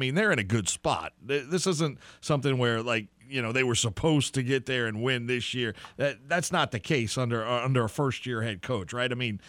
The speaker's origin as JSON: {"language": "English", "town": "New Orleans", "region": "Louisiana", "country": "United States", "tie": "born or raised there", "said": "I grew up in New Orleans."}